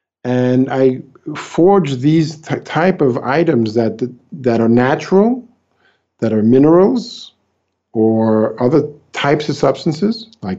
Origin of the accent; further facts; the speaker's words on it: New York, United States; now in Brazil; New York.